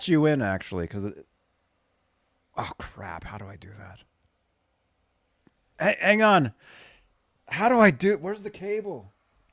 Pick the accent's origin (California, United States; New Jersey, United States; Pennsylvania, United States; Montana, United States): California, United States; Walnut Creek; also born or lived in Florida; Walnut Creek is my hometown